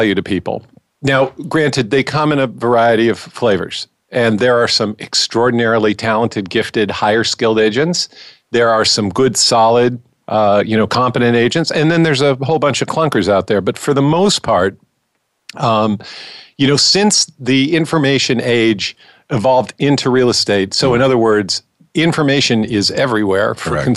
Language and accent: English; California, United States; moved away as an adult; now in New York City, United States; I was born and raised in California